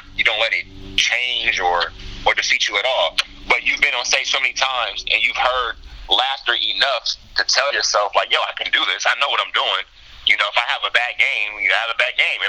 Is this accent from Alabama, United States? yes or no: no; Omaha, Nebraska, United States; I grew up in North Omaha, mm-hmm. Which is actually a highly black populated area of Omaha, Nebraska.